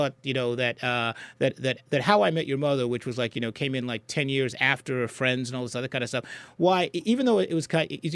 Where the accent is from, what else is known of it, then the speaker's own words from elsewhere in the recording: Trinidad & Tobago; now in United States; I was born in Trinidad, but I'm American now